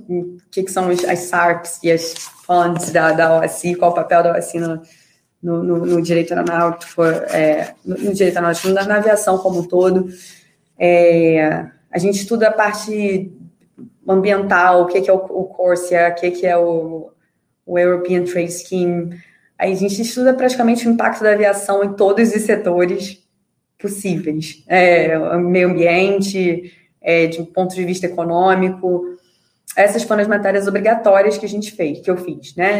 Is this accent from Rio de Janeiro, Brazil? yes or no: yes; Rio de Janeiro, Brazil; moved away as an adult; also born or lived in Montreal; Eu morei a vida toda no Rio de Janeiro